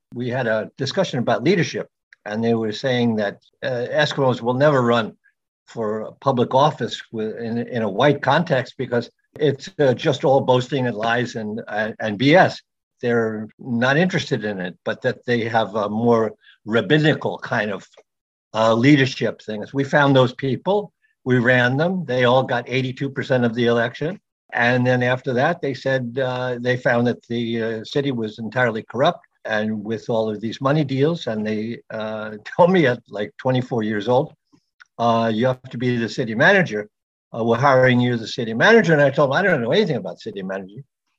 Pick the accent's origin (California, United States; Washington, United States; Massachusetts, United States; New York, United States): New York, United States; Long Island; moved away as an adult; also born or lived in Alaska; I was born in Long Island and went to Catholic schools, St. John's University. I was a literature student.